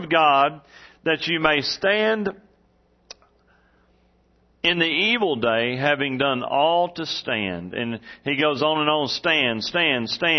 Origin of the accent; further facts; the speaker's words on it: East Texas, United States; where I grew up in East Texas